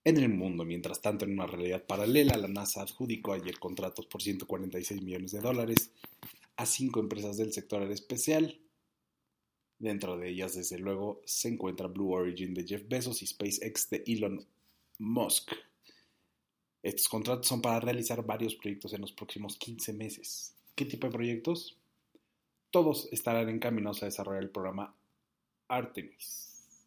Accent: Mexico; hoy todos somos mexicanos

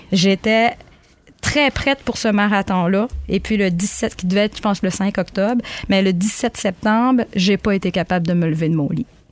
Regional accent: Magdalen Islands, Quebec, Canada; moved away as an adult; now in Gaspé, Canada; je suis originaire des îles de la Madeleine.

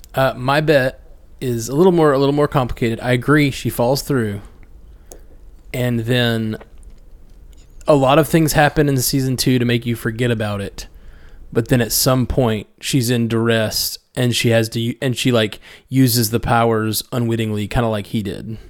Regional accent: Alabama, United States; we're both from Alabama.

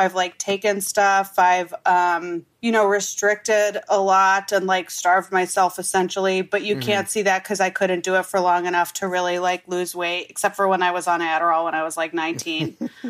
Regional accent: Wisconsin, United States; now in Los Angeles, United States; But I'm from Wisconsin

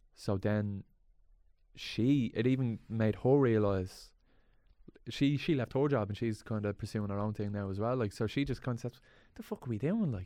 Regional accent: Dublin, Leinster, Ireland; there was a youth club around where I grew up, Swan

